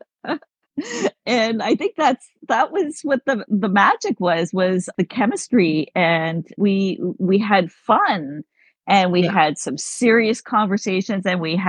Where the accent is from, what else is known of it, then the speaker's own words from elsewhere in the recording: Ottawa, Ontario, Canada; moved away as an adult; also born or lived in Caribbean / South Florida; So I am from Ottawa. I was born and raised in Ottawa